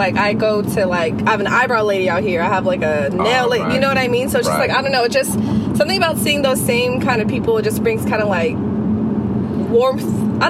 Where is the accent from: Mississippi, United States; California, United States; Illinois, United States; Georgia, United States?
California, United States; Fremont; also born or lived in Sunnyvale, California; So I lived in Fremont since I was like three. Okay. But before then, I lived in Sunnyvale.